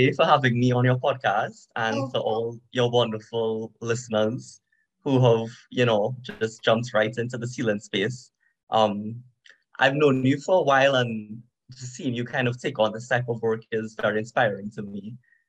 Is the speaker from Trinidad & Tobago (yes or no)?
yes; Trinidad & Tobago; So I was born in Trinidad and Tobago. I'm of East Indian descent. So just like a little bit of history, when people look at me, they think I'm from India, but I'm not, right? I'm Indo-Trinidadian. So I think I'm third or fourth generation Indo-Trinidadian.